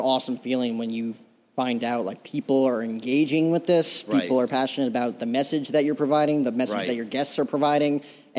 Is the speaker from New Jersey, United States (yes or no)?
yes; New Jersey, United States; now in Scottsdale, United States; talking to you in a studio right now in Scottsdale, Arizona, I'm originally from Jersey.